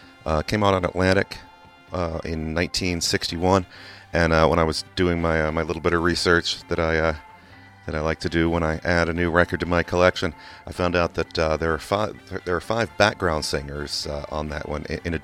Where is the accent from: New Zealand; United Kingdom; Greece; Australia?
United Kingdom; England; now in United States; People who don't know, I grew up in England, and I know that song was all over oldies radio in England